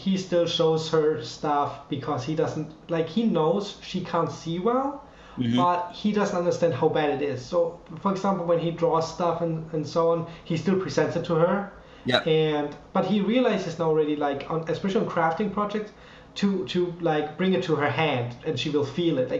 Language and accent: English; Germany; English is a second language; moved away; I was born 93. Second of all, I grew up in Germany